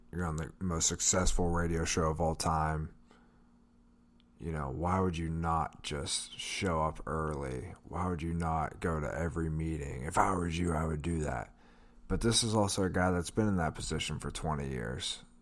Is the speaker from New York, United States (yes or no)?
no; Pittsburgh, Pennsylvania, United States; We're from Pittsburgh.